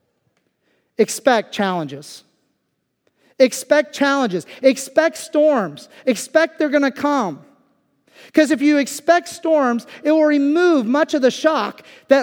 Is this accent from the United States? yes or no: yes; Kansas, United States; moved away as an adult; now in Lancaster County, United States; I lived most of my younger years, I mean, up through age 18, living in Kansas